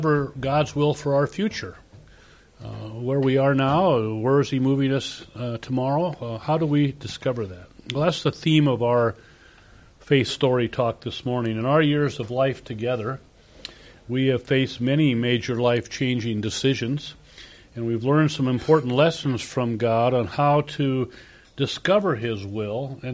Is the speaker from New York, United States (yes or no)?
no; Cedar Rapids, Iowa, United States; born or raised there; moved away as an adult